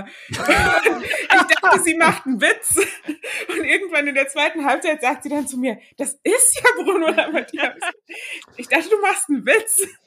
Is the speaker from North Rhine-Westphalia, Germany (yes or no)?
no; Heidelberg, Baden-Württemberg, Germany; now in Bremen, Germany; Ich komme aus Heidelberg ursprünglich, wohne aber inzwischen in Bremen